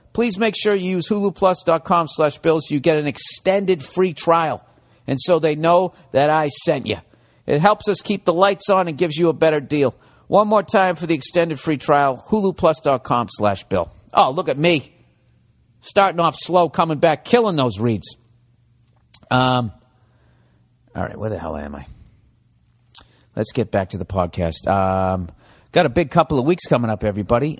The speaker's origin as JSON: {"language": "English", "country": "United States", "said": "I'm an American"}